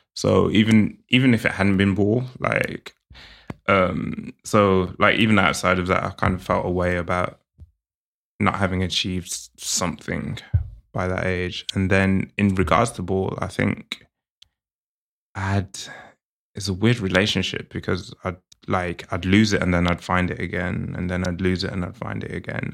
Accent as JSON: {"language": "English", "region": "England", "country": "United Kingdom"}